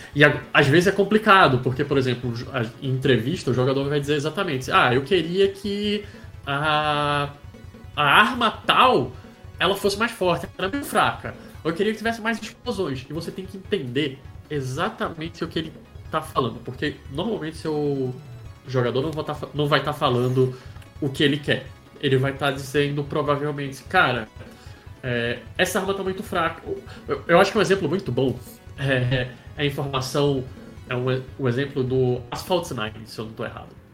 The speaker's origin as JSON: {"language": "Portuguese", "town": "Recife", "region": "Pernambuco", "country": "Brazil", "moved": "yes", "said": "eu sou de Recife, eu não sou de São Paulo, não sou natural da cidade de São Paulo"}